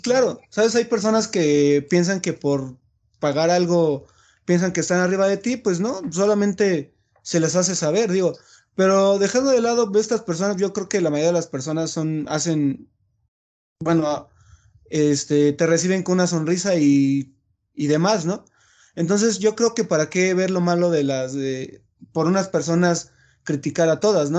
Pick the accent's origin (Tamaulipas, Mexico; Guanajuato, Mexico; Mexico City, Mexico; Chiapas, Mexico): Chiapas, Mexico; moved away as an adult; yo soy de Chiapas